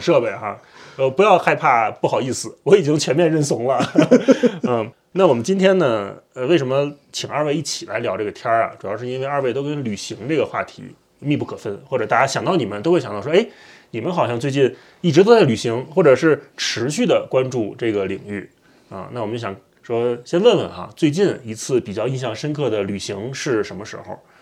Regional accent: Beijing, China; 我是北京人嘛，啊，我是从小就是生在北京，长在北京，上大学在北京

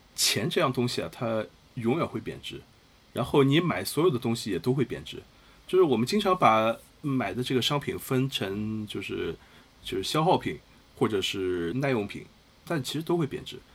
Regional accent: China; 我们中国人，尤其是年轻人

